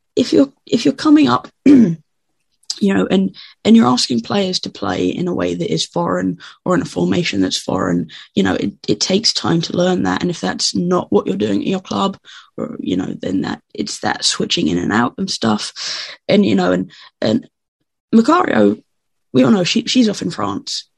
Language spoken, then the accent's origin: English; England, United Kingdom; I'm English